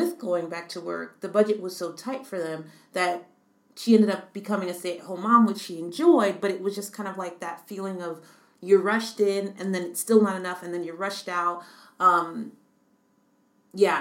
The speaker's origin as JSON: {"language": "English", "country": "United States", "moved": "yes", "said": "as an American citizen"}